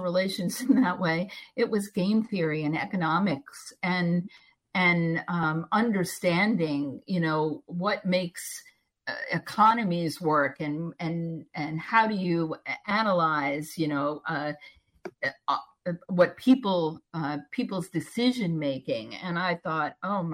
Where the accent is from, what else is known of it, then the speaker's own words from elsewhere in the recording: Long Island, New York, United States; moved away as an adult; also born or lived in Pittsburgh; I was brought up in New York, and everybody, you know, on Long Island